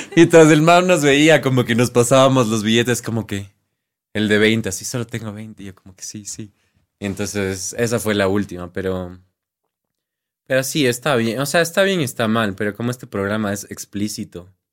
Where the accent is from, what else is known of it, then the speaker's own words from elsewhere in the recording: Quito, Pichincha, Ecuador; accent: Andean Spanish; Y yo así quiteño